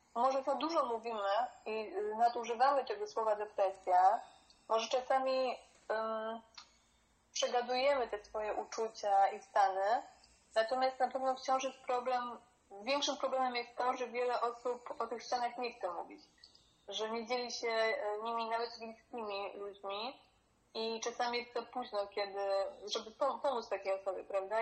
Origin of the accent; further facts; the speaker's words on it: Poland; moved away as an adult; also born or lived in Berlin; wyrosłam w tym kraju